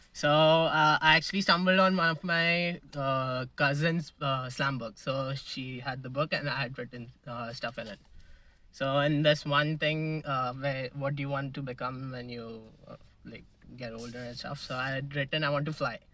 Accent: Mumbai, Maharashtra, India; moved away as an adult; now in Canada; I'm from Mumbai

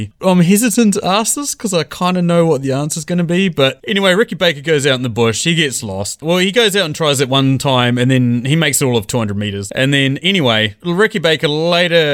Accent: England, United Kingdom; as a English person

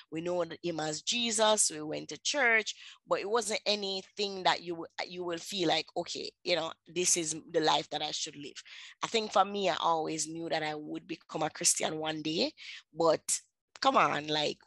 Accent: Kingston, Jamaica; I grew up in Kingston, Jamaica

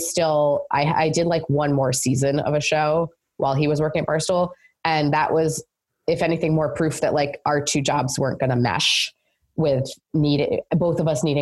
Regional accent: near Albany, New York, United States; I grew up near Albany, kind

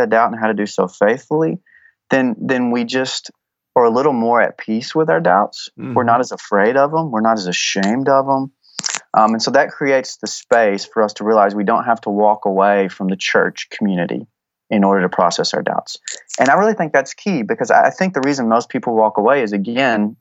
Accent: Texas, United States; I'm from Texas

